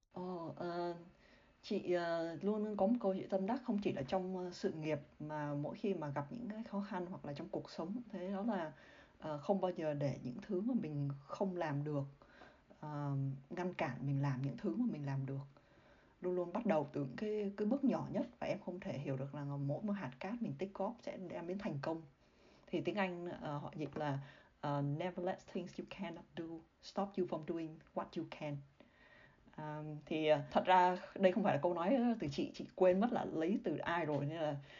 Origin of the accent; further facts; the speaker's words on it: Vietnam; moved away as an adult; also born or lived in Singapore; chỉ có mình chị ở người Việt Nam